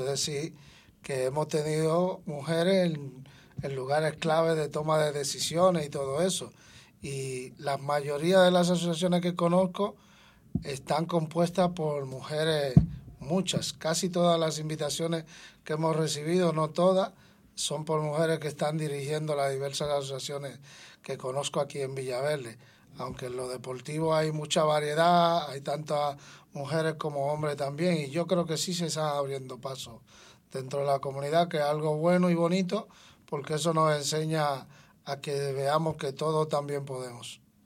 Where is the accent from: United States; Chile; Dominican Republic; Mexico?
Dominican Republic; now in Madrid, Spain; yo que vengo de Dominicana